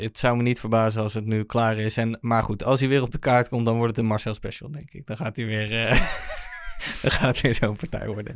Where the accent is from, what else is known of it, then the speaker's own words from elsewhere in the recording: The Hague, South Holland, Netherlands; Ik kom uit Den Haag